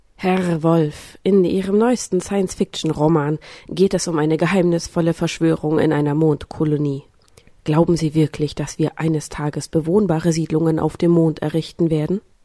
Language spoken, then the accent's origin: German; Thuringia, Germany; now in Stuttgart, Germany; Ansonsten komme ich gar nicht aus Stuttgart eigentlich. Ich äh, lebe und arbeite hier nur mittlerweile. Ich komme aus dem schönen Thüringen.